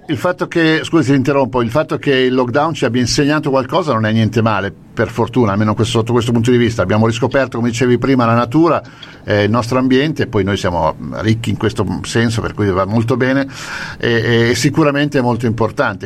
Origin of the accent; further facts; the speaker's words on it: Lombardy, Italy; io sono lombardo